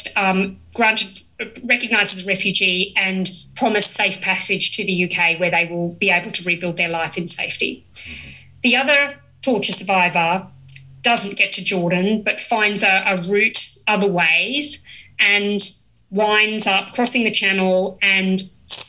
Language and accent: English; Australia; as an Australian